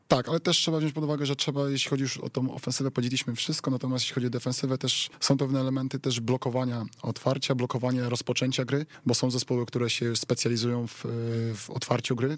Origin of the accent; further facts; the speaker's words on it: Wrocław, Lower Silesian Voivodeship, Poland; jestem wrocławianinem